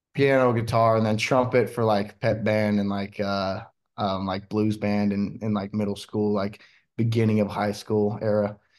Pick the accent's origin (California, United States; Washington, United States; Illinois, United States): Washington, United States; moved away; where I'm from, we were right on the Columbia River, and then, um, we had the Calama River, running right up through, you know, my hometown